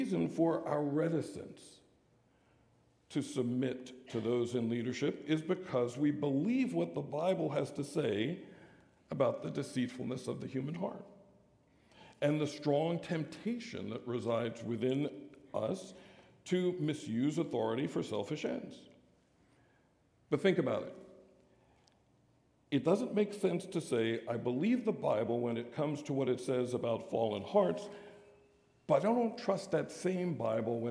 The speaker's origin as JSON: {"language": "English", "country": "United States", "said": "we're American sinners"}